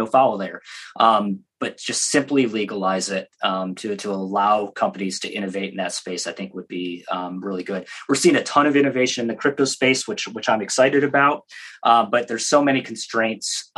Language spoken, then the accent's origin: English; Michigan, United States; I grew up in Michigan near the Canadian border